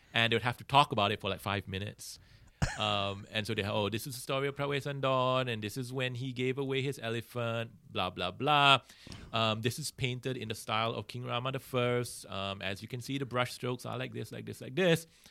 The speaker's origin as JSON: {"language": "English", "country": "Singapore", "tie": "born or raised there", "said": "I grew up in Singapore"}